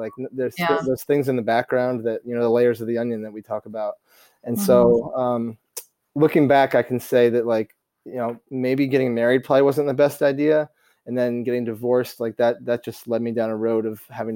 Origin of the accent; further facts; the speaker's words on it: Vermont, United States; moved away; also born or lived in East Coast; I grew up in Vermont playing tennis a lot as a kid